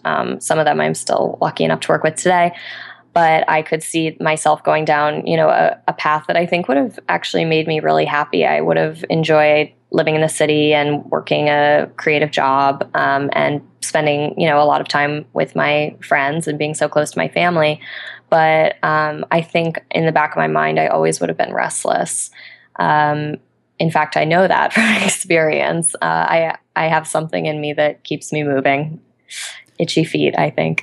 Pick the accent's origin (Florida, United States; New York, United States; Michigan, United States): New York, United States; Albany; moved away; in my hometown of Albany, New York at the moment.